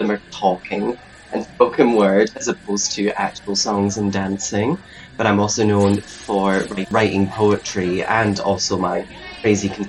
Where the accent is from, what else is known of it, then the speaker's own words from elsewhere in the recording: the Highlands, Scotland, United Kingdom; moved away as an adult; now in Glasgow, United Kingdom; I'm originally from the Highlands, but I moved to Glasgow about 6 years ago to study